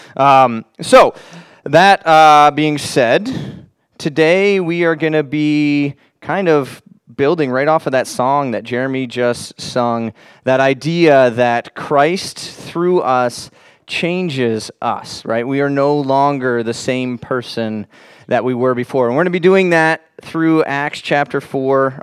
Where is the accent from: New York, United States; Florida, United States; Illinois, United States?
Florida, United States; I grew up in Florida.